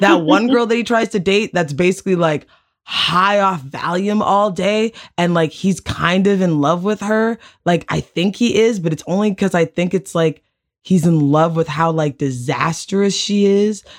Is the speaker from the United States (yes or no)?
no; Canada; we're from Canada